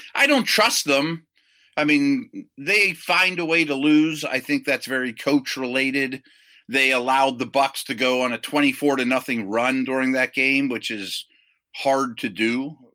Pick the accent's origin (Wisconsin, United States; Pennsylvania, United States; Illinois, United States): Pennsylvania, United States; hometown of the Steelers-Eagles matchup; here in my hometown